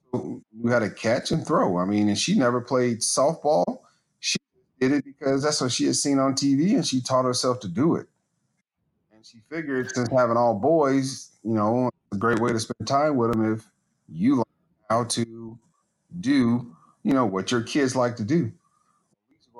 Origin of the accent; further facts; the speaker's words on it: Gary, Indiana, United States; Gary, where I grew up